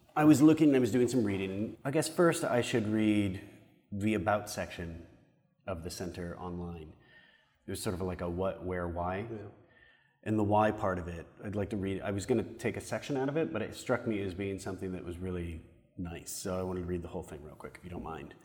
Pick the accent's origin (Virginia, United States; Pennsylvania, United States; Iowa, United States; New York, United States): Iowa, United States; I'm from Iowa